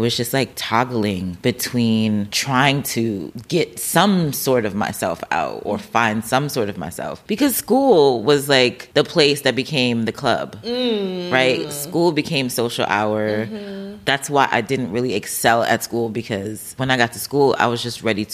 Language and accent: English; New Jersey, United States; also born or lived in Brooklyn, New York; I had a bigger family around me until I was 9, and then we moved from Brooklyn to Jersey.